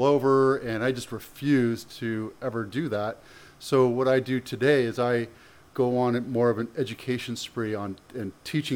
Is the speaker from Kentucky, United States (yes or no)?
no; San Jose, California, United States; also born or lived in Canada / Oakland / Campbell / Cupertino; Came here when I was 7, which is about 1975. And started off in Oakland. Then I came down here, Campbell, Cupertino, then San Jose.